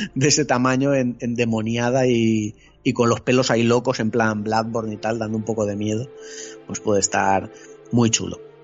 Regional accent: Spain; soy, soy un mal español

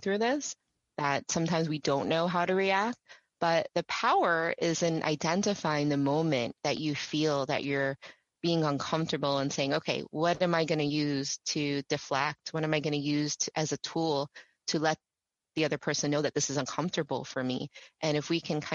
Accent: New York, United States; I'm from New York

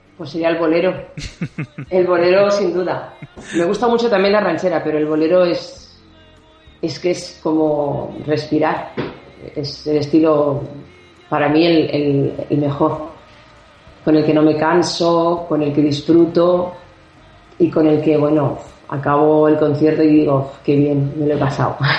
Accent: Barcelona, Catalonia, Spain; soy catalana, porque nací en Barcelona

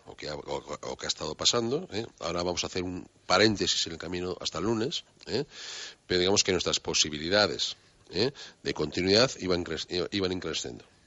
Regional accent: Spain; como españoles

